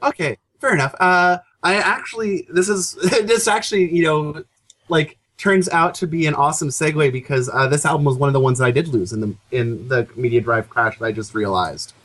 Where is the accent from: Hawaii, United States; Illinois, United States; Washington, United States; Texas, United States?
Washington, United States; Seattle; I'm from Seattle